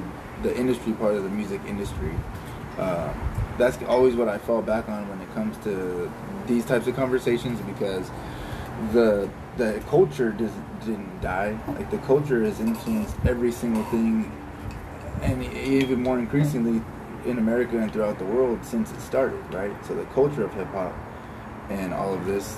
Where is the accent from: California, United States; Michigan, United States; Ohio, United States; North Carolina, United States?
California, United States; We're obviously from California, so we're not from New York.